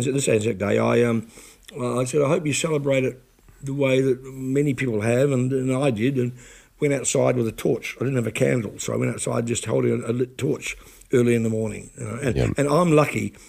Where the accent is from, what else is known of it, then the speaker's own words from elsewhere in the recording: New Plymouth, Taranaki, New Zealand; my hometown of New Plymouth